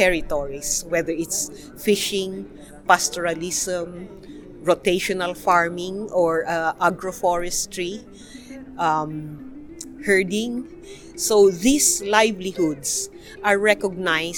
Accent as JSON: {"language": "English", "region": "Cordillera Administrative Region", "country": "Philippines", "said": "I'm Ibaloy Igorot from the Cordillera, Philippines"}